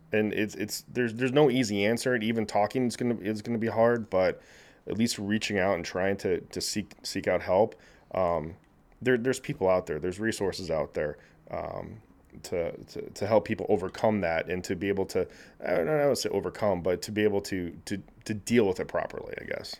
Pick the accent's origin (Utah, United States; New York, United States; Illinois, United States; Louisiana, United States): Illinois, United States; Naperville; also born or lived in Kansas City, Missouri; I grew up in Naperville